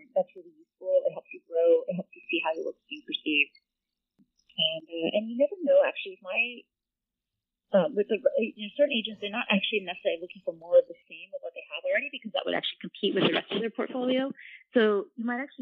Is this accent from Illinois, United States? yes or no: no; Ohio, United States; also born or lived in West Virginia; I was born and raised in West Virginia and Ohio, and my parents are from the Philippines and Indonesia